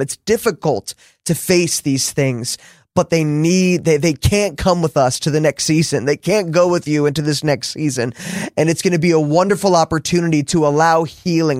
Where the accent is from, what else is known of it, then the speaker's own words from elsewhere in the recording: New Jersey, United States; I'm from New Jersey